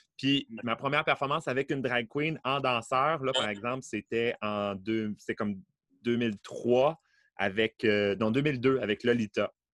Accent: Beauport, Quebec, Canada; je suis né à Beauport

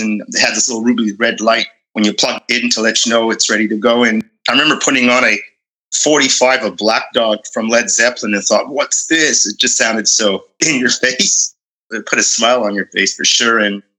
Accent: Ottawa, Ontario, Canada; also born or lived in Edmonton, Canada / Vancouver, Canada; I was born actually in Ottawa and sort of spent half my life there and then family moved to be closer to the Raleighs in Edmonton, Alberta.

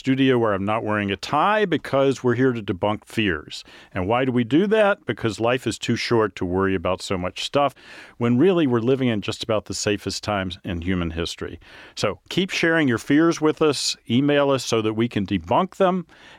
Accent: the South, United States; You know, I grew up in the South.

